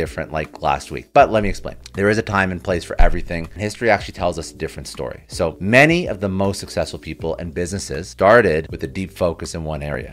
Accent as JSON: {"language": "English", "country": "Canada", "said": "I'm Canadian, so I say niche"}